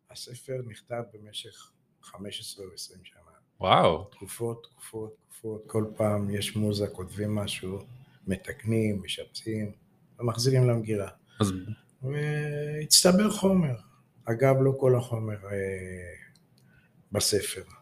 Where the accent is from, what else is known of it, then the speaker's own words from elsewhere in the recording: Tel Aviv, Tel Aviv District, Israel; אני יליד הארץ, דור רביעי, אה. תל אביבי במקור, בשורשים.